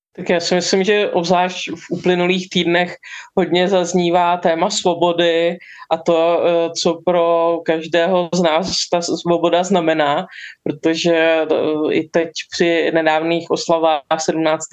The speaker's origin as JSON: {"language": "Czech", "country": "Czechia", "said": "u nás ultrapasivní."}